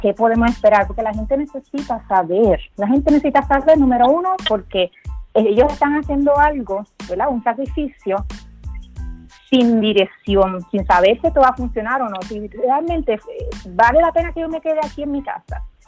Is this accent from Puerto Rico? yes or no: yes; Puerto Rico